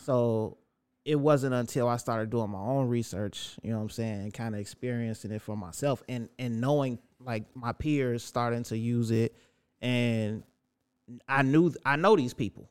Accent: Chicago, Illinois, United States; raised in Roseland from the rooter to the tutor

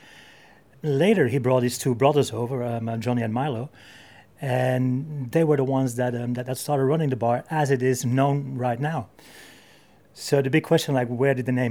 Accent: Belgium; moved away as an adult; now in London, United Kingdom; I am not from Spain, I'm not from England, I'm actually from Belgium.

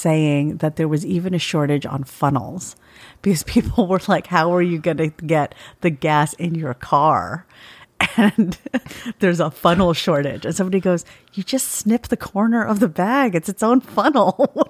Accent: Alabama, United States; now in Kentucky, United States; But I grew up in Alabama and have a lot of relatives and friends down there.

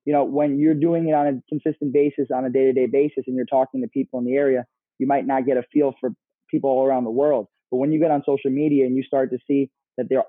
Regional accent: Hudson Valley, New York, United States; We're from the Hudson Valley area.

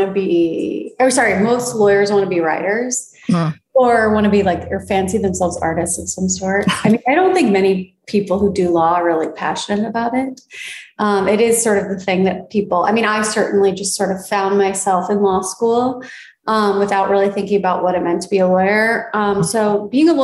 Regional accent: East Coast, United States; now in Los Angeles, United States; I'm from the East Coast

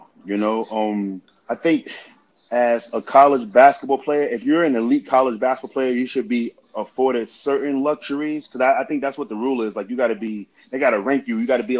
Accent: New York City, New York, United States; moved away; also born or lived in Southern Idaho / Westchester; Growing up in Queensbridge, it was tough trying to play basketball in the projects because of the crime, high crime rate.

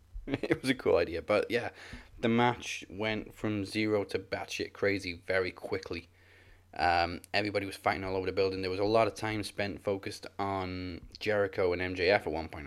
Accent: Wales, United Kingdom; I'm Welsh. I'm supposed to be able to, but I never learned how to.

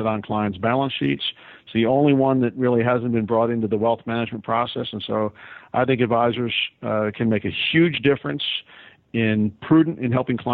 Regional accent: Northeast, United States; moved away as an adult; now in Tampa, United States; born and raised in the Northeast

